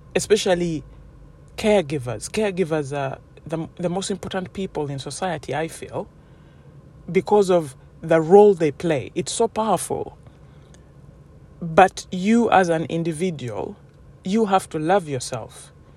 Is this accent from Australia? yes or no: no; Uganda; as a woman growing up in Uganda, where I come from